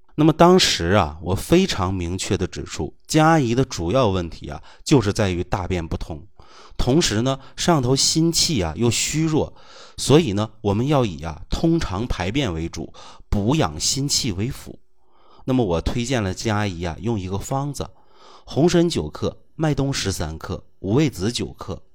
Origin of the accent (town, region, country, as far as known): China